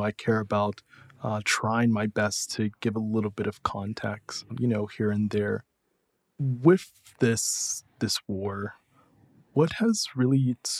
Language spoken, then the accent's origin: English; United States; being Jewish, being an American.